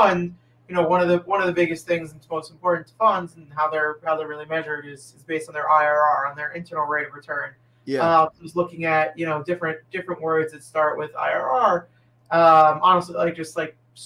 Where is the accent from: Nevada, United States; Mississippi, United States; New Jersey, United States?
New Jersey, United States; Englewood; also born or lived in Waltham, Massachusetts; I grew up in Englewood, New Jersey